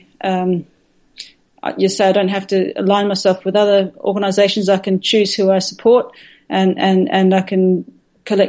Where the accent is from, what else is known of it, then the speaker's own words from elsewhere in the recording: Perth, Western Australia, Australia; moved away; my home where I grew up in Perth at the University of Western Australia